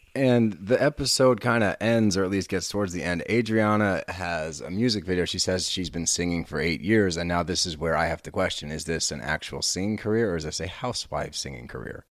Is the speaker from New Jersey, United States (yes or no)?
no; Texas, United States; I was born in Texas